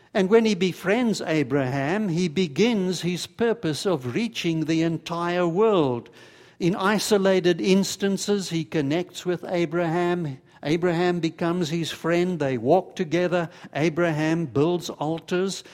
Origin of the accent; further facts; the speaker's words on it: South Africa; moved away; as a boy growing up in South Africa, I had a whole bunch of Jewish friends